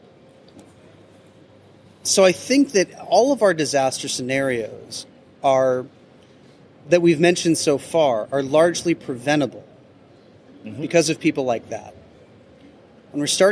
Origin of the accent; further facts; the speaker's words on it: Midwestern town, United States; In my Midwestern town